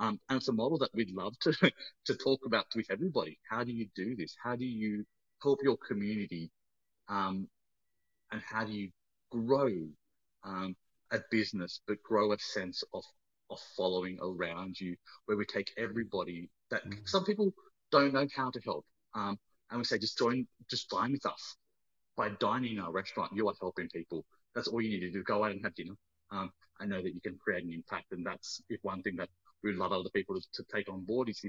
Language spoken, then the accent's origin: English; Australia; And now I bring that to the people because I own my story as an Australian Sri Lankan.